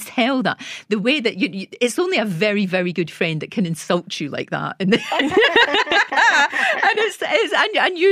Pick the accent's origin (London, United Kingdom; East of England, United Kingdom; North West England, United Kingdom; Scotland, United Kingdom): Scotland, United Kingdom; I was told by BBC Scotland, believe it or not, that I would never make it on television because of my accent